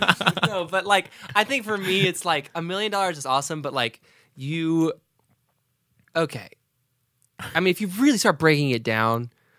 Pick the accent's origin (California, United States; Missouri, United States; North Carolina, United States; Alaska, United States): North Carolina, United States; born or raised there